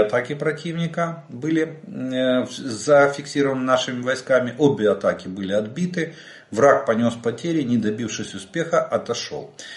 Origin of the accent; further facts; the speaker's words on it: Ukraine; мы из Украины